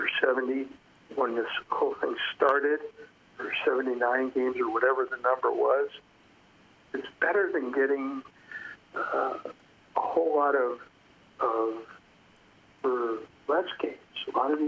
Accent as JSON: {"language": "English", "town": "Los Angeles", "region": "California", "country": "United States", "tie": "born or raised there", "also_born_or_lived": "New York", "said": "I grew up in Los Angeles. So I'm really an L.A. guy."}